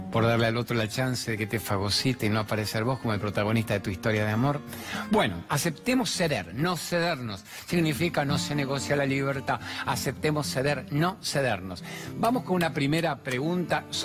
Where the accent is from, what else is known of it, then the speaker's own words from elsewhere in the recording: Buenos Aires, Argentina; soy del barrio de Chacarita.